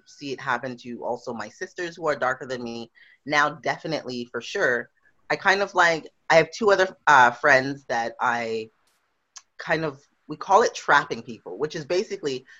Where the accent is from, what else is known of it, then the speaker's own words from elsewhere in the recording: Montreal, Quebec, Canada; moved away as an adult; also born or lived in Trinidad (parents); now in Victoria, Canada; I live and I come from Montreal, Quebec